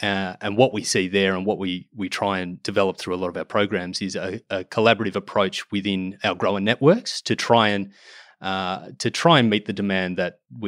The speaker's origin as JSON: {"language": "English", "country": "Australia", "said": "to develop those markets and build those long-term trading partners, which is what we sorely need as Australian exporters"}